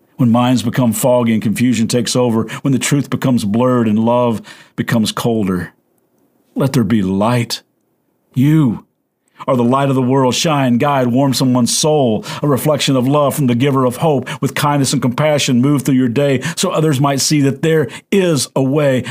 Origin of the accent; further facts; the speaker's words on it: Kentucky, United States; I'm from Kentucky